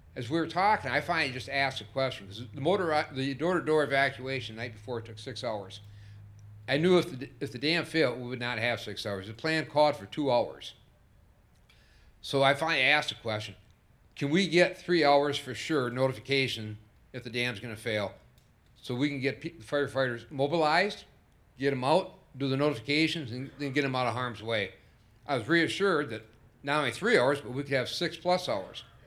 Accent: Sanford, Michigan, United States; I'm a lifelong resident of Sanford, and it's my hometown in every sense

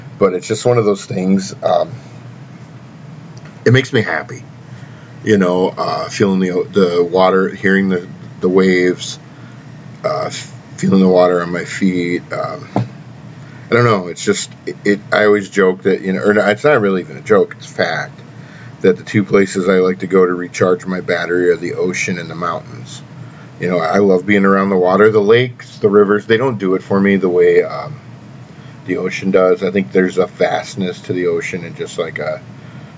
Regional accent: Tennessee, United States; moved away; also born or lived in Florida; my family, you know, my people in Tennessee.

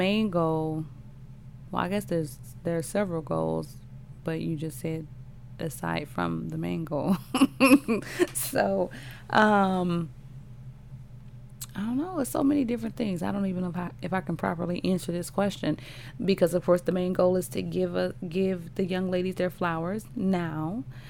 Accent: Cleveland, Ohio, United States; I'm from Cleveland and different things like that.

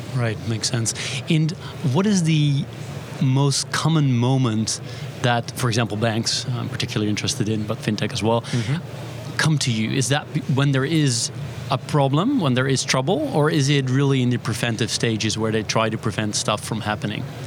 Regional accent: Netherlands; We're live from Money 2020 in Amsterdam, my home country.

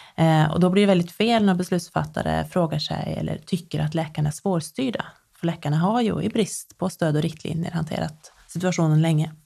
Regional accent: Nedre Eiker, Buskerud, Norway; moved away as an adult; now in Sweden; i Nedre Eiker kommun i eh, Buskerud fylke eh, i Norge. Det är många år sedan jag flyttade från Norge. Jag var 19 när jag flyttade.

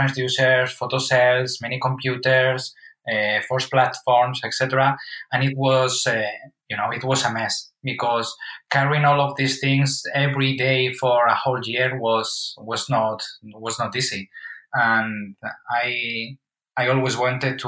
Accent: Madrid, Community of Madrid, Spain; Born and raised in Madrid.

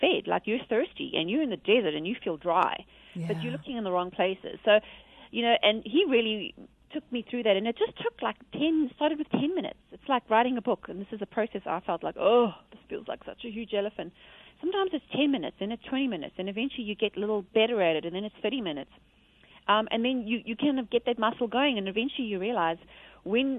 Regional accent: South Africa; I'm from South Africa

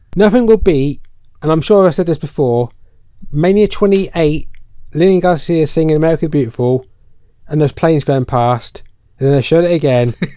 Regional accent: United Kingdom; we're British

